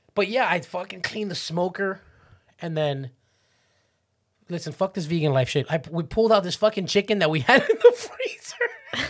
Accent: Miami Beach, Florida, United States; I grew up on, on South Beach

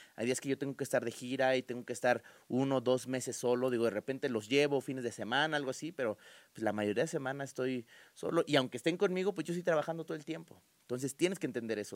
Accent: Guadalajara, Jalisco, Mexico; also born or lived in Mexico City; me voy a Guadalajara ya formalmente cuando yo tengo casi tres años y de ahí me quedé a, radicar allá y me adoptaron y me siento tapatío

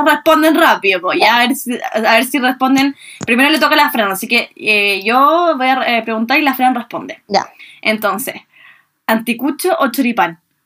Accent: Viña del Mar, Valparaíso, Chile; nosotras que somos de Viña

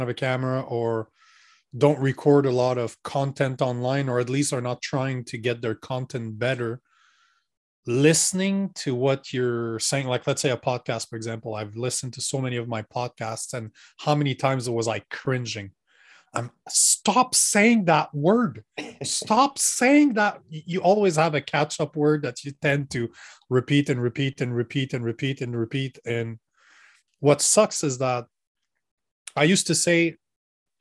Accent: Canada; I'm Canadian.

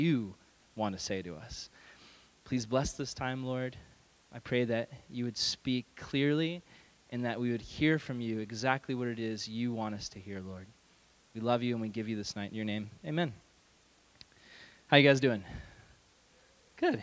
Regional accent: California, United States; I'm a Californian

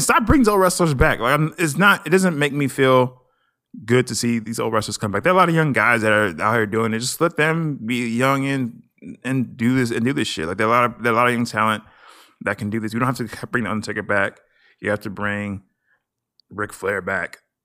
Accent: Nigeria; I'm Nigerian.

